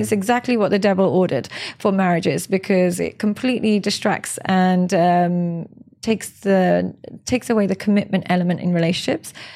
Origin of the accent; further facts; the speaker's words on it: Pakistan; I'm Pakistani